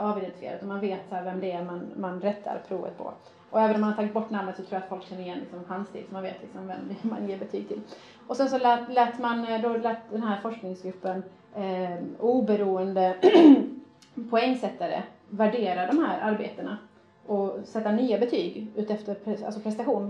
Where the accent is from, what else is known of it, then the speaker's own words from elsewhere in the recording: Sweden; Jag är faktiskt svensk